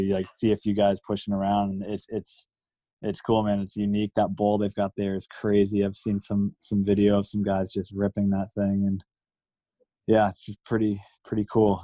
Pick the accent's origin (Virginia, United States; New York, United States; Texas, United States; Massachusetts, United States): Massachusetts, United States; Cape Cod; growing up on Cape Cod, we're we're like three or four hours from any reputable mountain